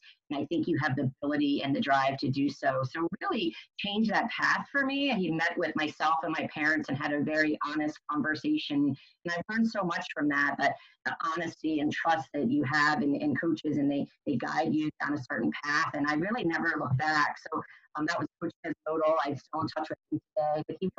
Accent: Fulton, Maryland, United States; I grew up in Maryland, in Fulton, Maryland, which is in between Washington, D.C. and Baltimore.

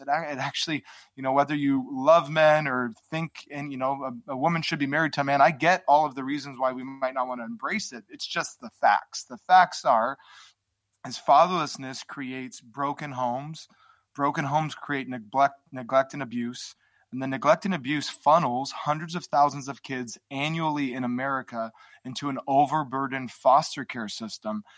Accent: Hawaii, United States; I grew up in an environment in Hawaii.

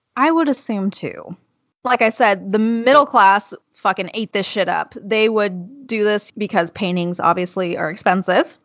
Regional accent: California, United States; I'm from California

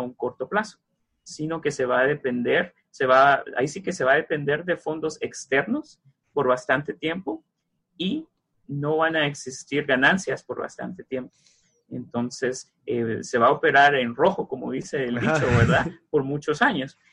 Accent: Mazatenango, Suchitepéquez, Guatemala; moved away; yo soy de los departamentos, yo soy de Mazatenango, Xochitepecas, y en Mazate yo leía el libro de Julio Verne

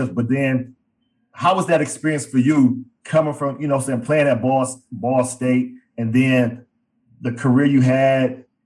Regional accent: Midwest, United States; we grew up in the Midwest.

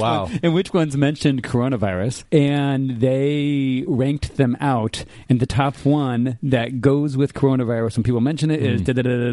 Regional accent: Japan; moved away; I grew up in Japan.

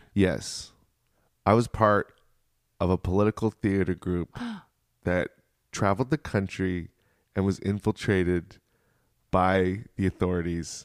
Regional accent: Richmond, Virginia, United States; I grew up in Richmond, Virginia

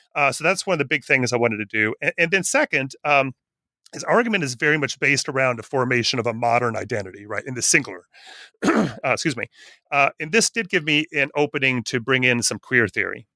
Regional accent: northern Wisconsin, United States; I grew up in a little town in northern Wisconsin

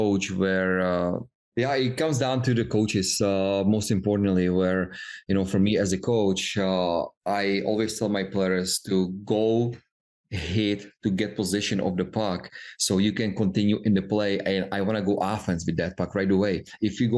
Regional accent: Czechia; moved away; we grew up in Czech Republic

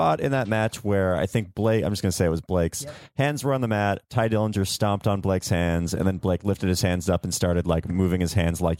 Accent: Washington, United States; Yeah, I'm from Washington State.

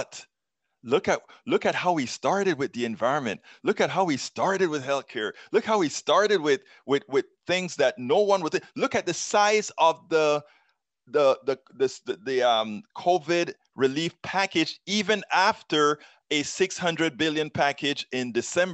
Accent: Panama; now in United States; I'm from Central America. I am from Panama

